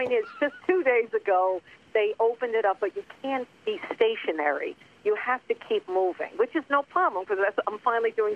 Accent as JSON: {"language": "English", "area": "Long Island", "region": "New York", "country": "United States", "tie": "born or raised there", "moved": "yes", "lives_now": "Los Angeles, United States", "said": "I grew up on Long Island"}